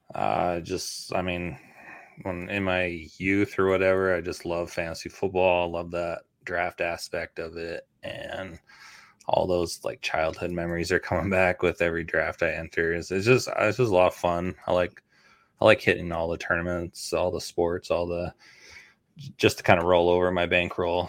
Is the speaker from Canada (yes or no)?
yes; Canada; now in United States; I grew up in Canada.